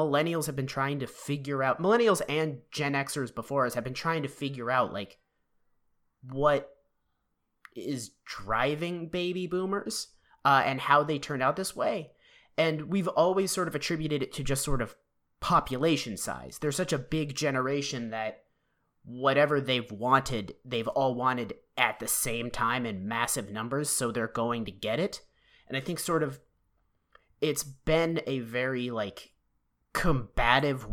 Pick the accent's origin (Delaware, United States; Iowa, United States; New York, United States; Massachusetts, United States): Massachusetts, United States; Boston